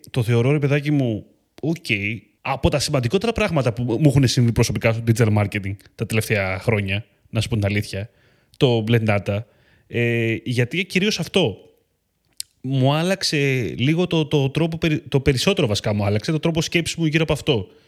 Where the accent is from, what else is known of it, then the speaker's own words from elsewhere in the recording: Eleochoria, Central Macedonia, Greece; Νομίζω ότι είναι αυτό που λένε στο χωριό μου, στα λεωχώρια Χαλκιδική.